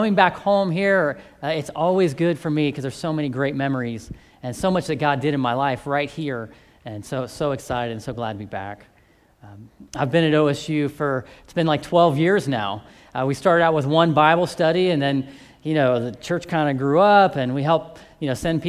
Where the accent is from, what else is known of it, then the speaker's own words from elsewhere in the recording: Central Ohio, United States; I grew up here in Central Ohio